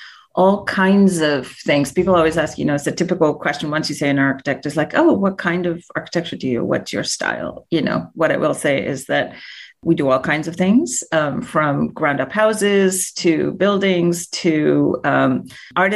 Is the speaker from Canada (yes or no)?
no; India; moved away as an adult; I was born and raised in India. I came to this country when I was 18 years old.